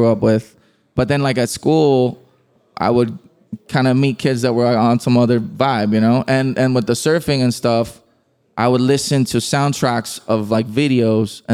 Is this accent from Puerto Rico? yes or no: yes; Puerto Rico; we grew up listening to reggaeton in Puerto Rico